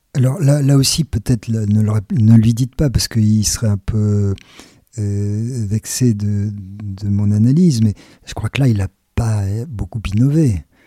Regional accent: France

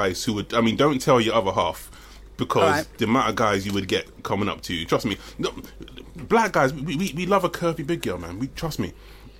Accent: London, United Kingdom; I'm West London, I'm born and bred.

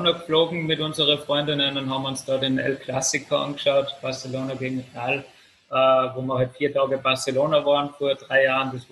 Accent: Salzburg, Austria; Also ich komme ja doch aus Salzburg.

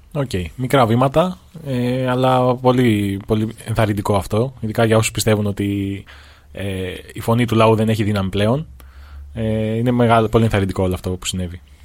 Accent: Greece; σαν Έλληνες

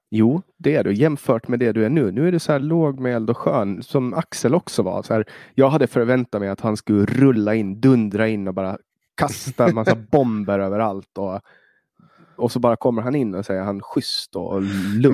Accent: Åland Islands; lagtinget, alltså i vår, vårt parlament

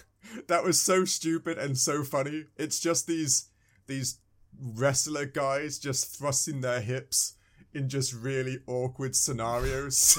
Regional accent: England, United Kingdom; I'm from England

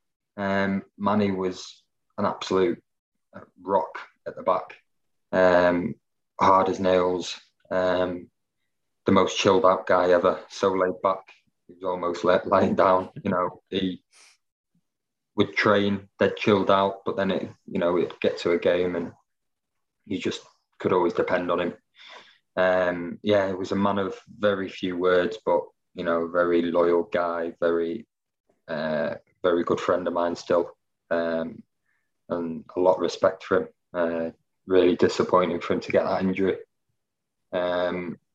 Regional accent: Stockport, North West England, United Kingdom; born or raised there

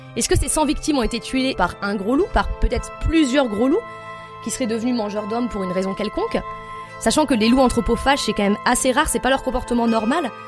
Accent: Lozère, Occitania, France; je suis originaire de Lozère.

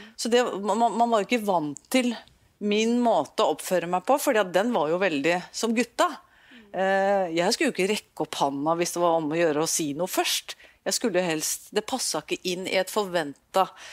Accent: Norway; jeg er nordmann

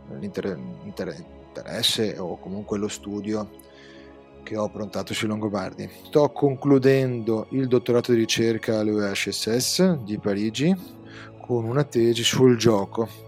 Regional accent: North-east Italy, Italy; accent: north-eastern Italian; now in Venice, Italy; abitando nel nord-est, come si sente nel mio accento chiarissimo.

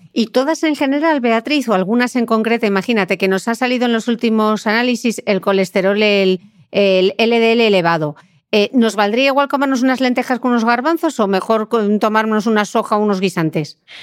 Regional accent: Asturias, Spain; yo, que soy asturiana

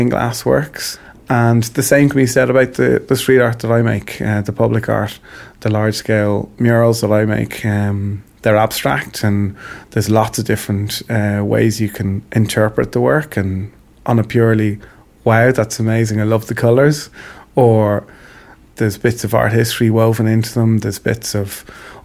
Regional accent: Ireland; I'm proud to be Irish

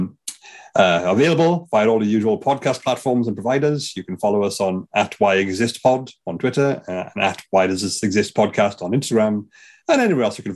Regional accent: Wales, United Kingdom; I say that as a Welshman

